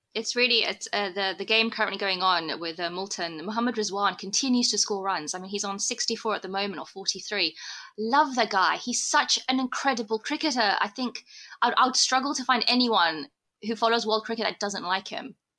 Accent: United Kingdom; now in South Africa; me being a Brit

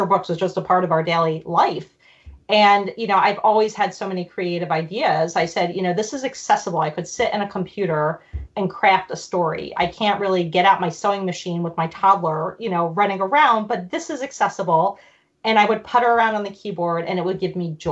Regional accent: Philadelphia, Pennsylvania, United States; born or raised there; also born or lived in Germany

